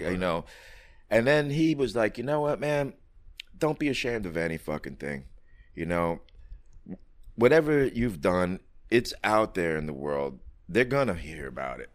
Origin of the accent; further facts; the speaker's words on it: New York City, New York, United States; I grew up on the Lower East Side back in the '70s through the '80s